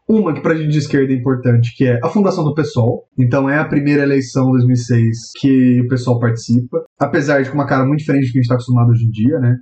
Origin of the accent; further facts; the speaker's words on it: interior of São Paulo, Brazil; moved away; also born or lived in Curitiba; eu sou interior de São Paulo